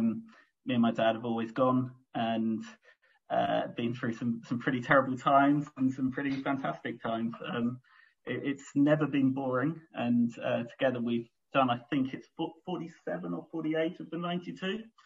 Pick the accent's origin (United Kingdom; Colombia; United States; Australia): United Kingdom; London; I was born in North London, and I grew up in North London